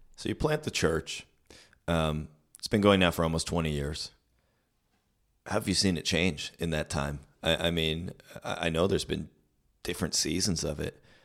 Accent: Canada; when I grew up here in Canada

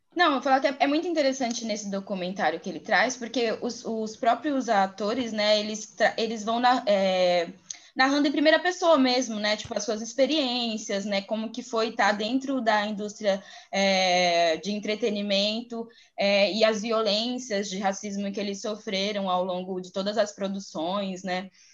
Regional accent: interior of Bahia, Brazil; Eu sou do interior da Bahia

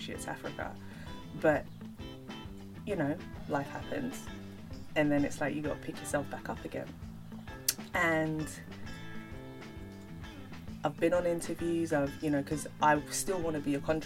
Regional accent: London, United Kingdom; growing up in London, you know, it weren't cute to be Nigerian

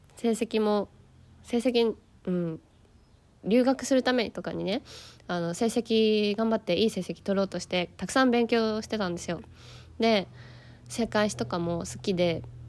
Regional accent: Yokohama, Kanagawa, Japan; moved away as an adult; now in Spain; 私はあの日本で横浜出身なんですよだから都会育ち

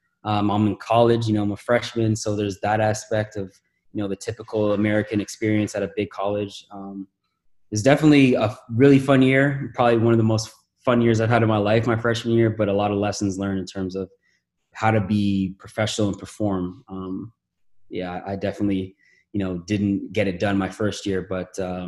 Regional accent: Toronto, Ontario, Canada; now in Los Angeles, United States; Man, it was a new country, so there's a lot of different just cultural things that I had to adapt to.

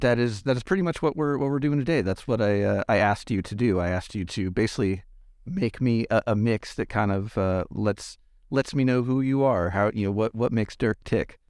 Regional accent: Los Angeles, California, United States; moved away; I grew up around Los Angeles

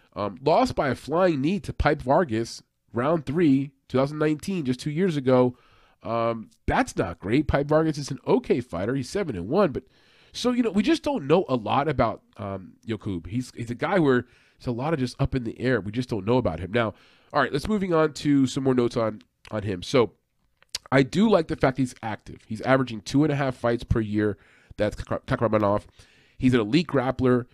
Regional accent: New York, United States; I'm from New York

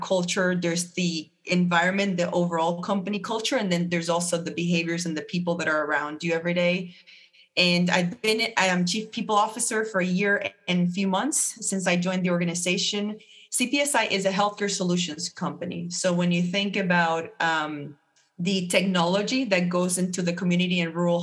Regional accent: Puerto Rico; moved away as an adult; also born or lived in Atlanta, Georgia; now in Charlotte, United States; I'm born and raised in Puerto Rico

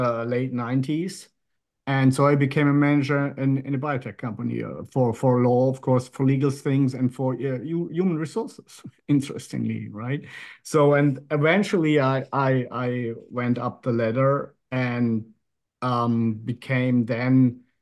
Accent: Germany; moved away as an adult; now in Monaco; I grew up in Western Germany, was born in 67

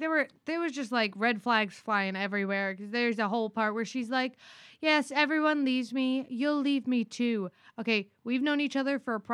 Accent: Orlando, Florida, United States; We're from Orlando

